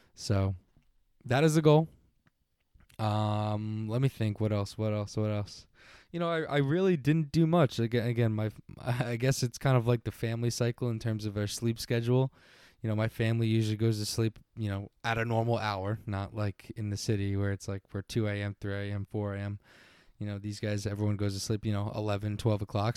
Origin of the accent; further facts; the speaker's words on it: Long Island, New York, United States; I am from Long Island